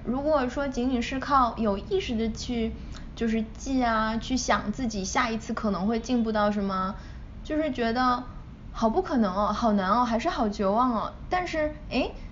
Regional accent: China; moved away; 我从小在，嗯，国内长大

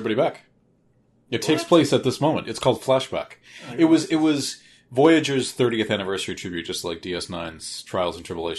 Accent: Massachusetts, United States; Born and raised in Massachusetts, never once been to Marblehead.

